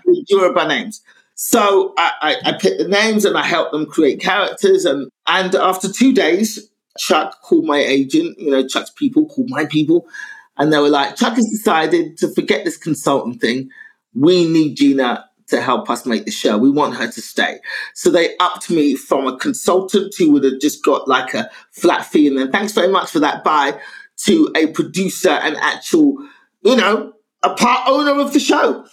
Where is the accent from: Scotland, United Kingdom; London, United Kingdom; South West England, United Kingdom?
London, United Kingdom; I was brought up in London